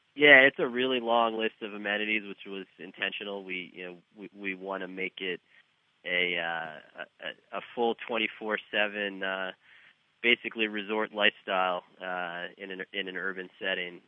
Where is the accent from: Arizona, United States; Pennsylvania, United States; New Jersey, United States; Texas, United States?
New Jersey, United States; moved away as an adult; also born or lived in New York City; now in Kansas City, United States; I grew up in New Jersey